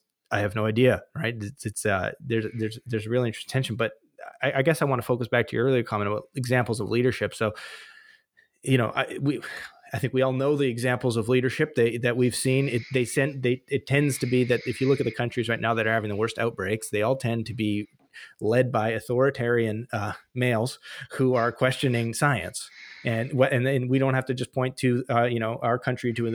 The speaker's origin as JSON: {"language": "English", "region": "British Columbia", "country": "Canada", "said": "I'm from British Columbia"}